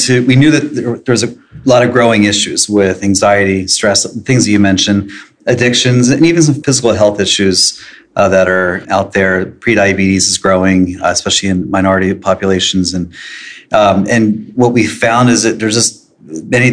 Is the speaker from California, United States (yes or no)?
no; Annapolis, Maryland, United States; I grew up in Annapolis. I went to Tower Heights back in the 70s. So been here in this area my entire life.